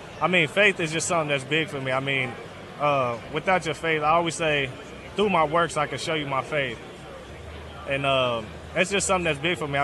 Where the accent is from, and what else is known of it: northern Kentucky, United States; also born or lived in Michigan